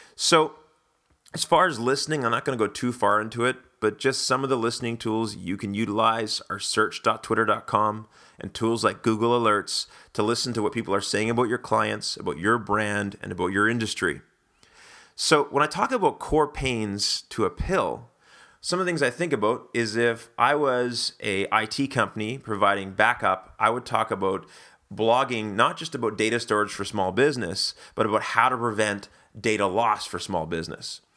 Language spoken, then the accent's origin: English; Canada; being Canadian and being a big Wayne Gretzky fan growing up